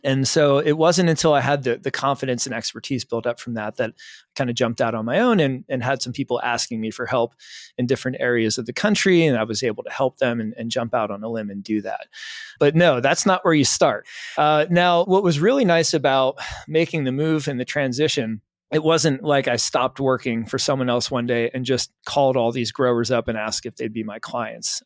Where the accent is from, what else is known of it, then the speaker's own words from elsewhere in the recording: the Poconos, Pennsylvania, United States; I'm from Pennsylvania, from the Poconos